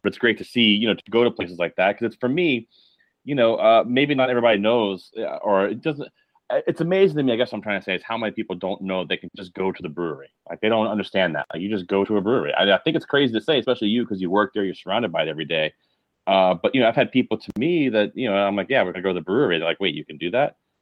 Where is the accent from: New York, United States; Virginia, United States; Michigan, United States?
Virginia, United States; Richmond; Growing up in Richmond, Virginia